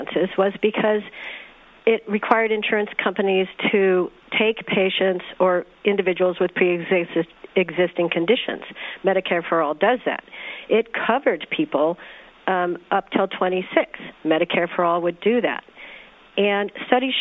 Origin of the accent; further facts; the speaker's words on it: California, United States; I'm from California